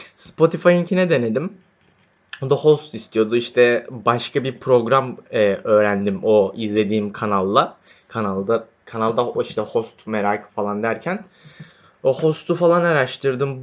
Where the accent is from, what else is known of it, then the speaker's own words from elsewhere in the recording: Istanbul, Turkey; Doğma büyüme İstanbulluyum.